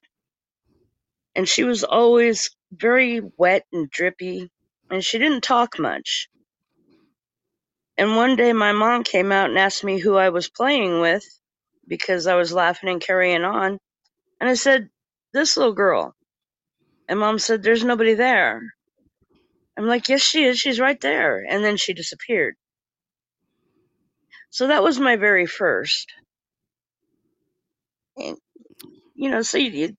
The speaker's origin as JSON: {"language": "English", "region": "Eastern Oregon", "country": "United States", "tie": "born or raised there", "said": "I grew up way out in the Boontoolies in Eastern Oregon"}